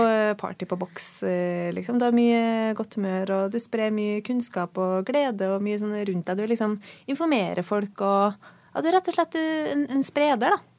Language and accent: Norwegian; Trøndelag, Norway; now in Oslo, Norway; jeg er eh, trønder